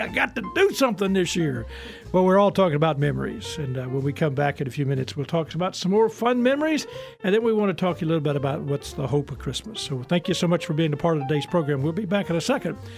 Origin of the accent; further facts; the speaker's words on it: Houston, Mississippi, United States; also born or lived in Jackson, Mississippi; I'm from Houston, Mississippi originally, and it was a small town. And, you know, now, when we were little kids, we lived in Jackson